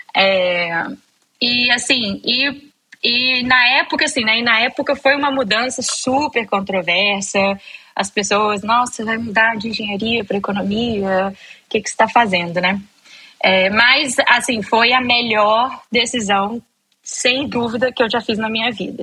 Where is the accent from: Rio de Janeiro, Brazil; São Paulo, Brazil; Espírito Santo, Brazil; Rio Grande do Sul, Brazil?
Espírito Santo, Brazil; eu sou capixaba, nascida e criada lá